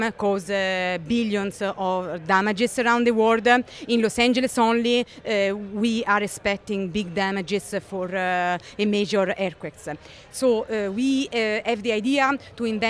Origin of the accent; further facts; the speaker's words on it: Rome, Lazio, Italy; moved away as an adult; now in California, United States; my home country, Italy, where 300 people died. And this was very close to my home city, Rome